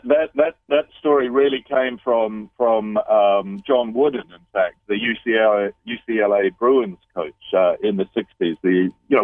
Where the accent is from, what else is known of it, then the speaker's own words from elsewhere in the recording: New Zealand; also born or lived in London, United Kingdom / Bali, Indonesia; now in United Kingdom; I'm a Kiwi. I'm a New Zealander, though I've lived in London in the United Kingdom. I'm currently living in Bali, finishing another book, but I live in the United Kingdom, really. And so I've been away from home for a long time, but every New Zealander grows up with the All Blacks